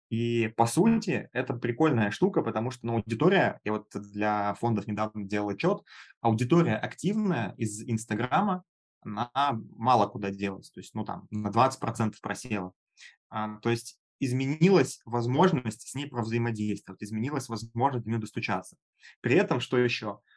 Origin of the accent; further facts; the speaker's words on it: Minsk, Belarus; Начиналось в онлайн-образовании у меня все с офлайн тренингов в Беларуси, я сам из Минска.